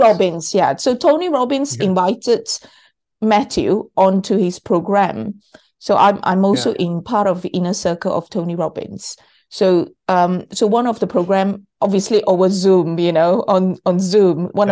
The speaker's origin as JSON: {"language": "English", "country": "Malaysia", "tie": "born or raised there", "said": "I was born in Malaysia."}